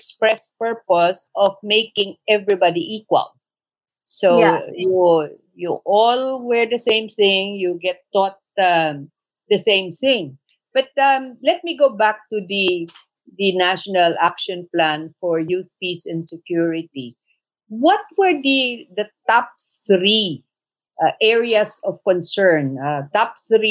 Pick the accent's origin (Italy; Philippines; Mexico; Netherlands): Philippines; Sulu, Bangsamoro; I come from Sulu